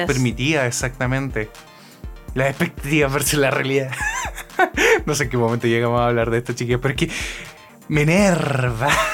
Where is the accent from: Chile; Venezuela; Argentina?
Chile; moved away as an adult; now in Japan; mi país